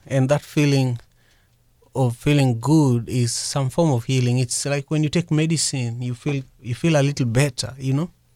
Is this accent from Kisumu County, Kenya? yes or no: yes; Kisumu, Kisumu County, Kenya; also born or lived in Mercer Island, Washington, United States; now in Seattle area, United States; I grew up in Manyata, uh, which is the largest slum in Kisumu, Kenya